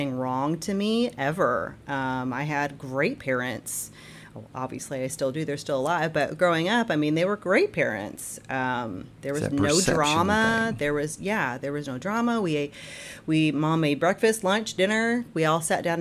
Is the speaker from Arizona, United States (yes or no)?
no; Jasper, Indiana, United States; moved away as an adult; also born or lived in Terre Haute, Indiana / Evansville, Indiana / Jeffersonville, Indiana; now in Clarksville, United States; I grew up in Jasper, Indiana, so DuBois County. I lived there all my life